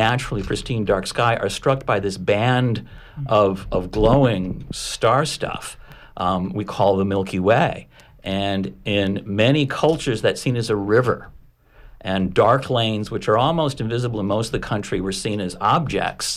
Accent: Connecticut, United States; as a child growing up in Connecticut

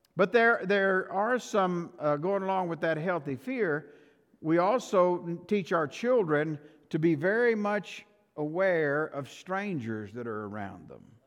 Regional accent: Shamrock, Texas, United States; I grew up in Shamrock.

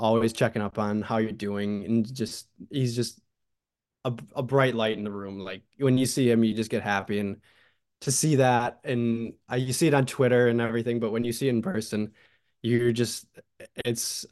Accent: Hamburg, New York, United States; moved away as an adult; now in Bowling Green, United States; I grew up in Hamburg, which was, it's a big town

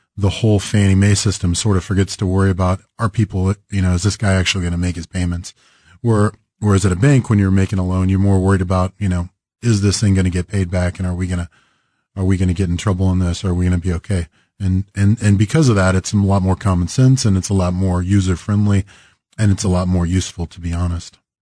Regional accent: Greensburg, Kansas, United States; now in Kansas City, United States; I grew up in Western Kansas, a little town called Greensburg

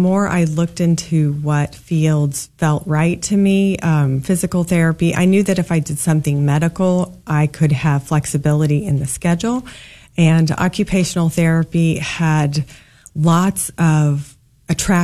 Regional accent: Kansas, United States; born or raised there; also born or lived in St. Louis, Missouri

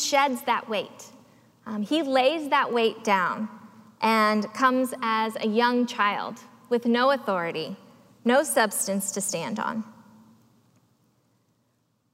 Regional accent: the South, United States; As a young girl growing up in the South

